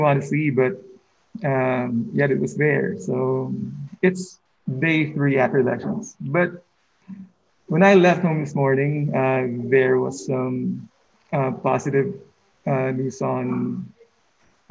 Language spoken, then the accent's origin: English; Philippines; moved away as an adult; now in New York City, United States; I was a teacher in the Philippines for 13 years